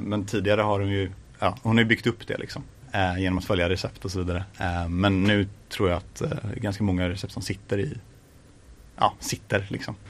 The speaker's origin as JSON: {"language": "Swedish", "town": "Gothenburg", "region": "Västra Götaland", "country": "Sweden", "tie": "born or raised there", "said": "Jag är faktiskt ifrån västra Göteborg så att jag är ifrån Grimmered"}